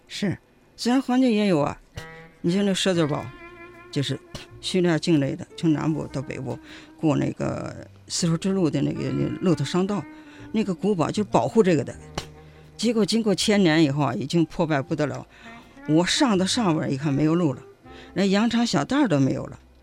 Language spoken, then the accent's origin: Chinese; China; 我们中国人哇啦哇啦跟你讲什么